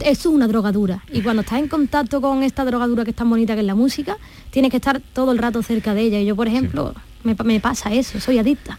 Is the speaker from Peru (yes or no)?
no; Torrecera, Andalusia, Spain; allí es donde me he criado